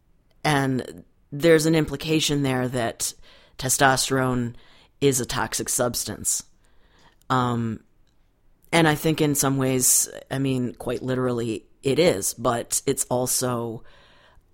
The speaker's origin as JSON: {"language": "English", "town": "Buffalo", "region": "New York", "country": "United States", "tie": "born or raised there", "said": "I grew up in Buffalo, New York"}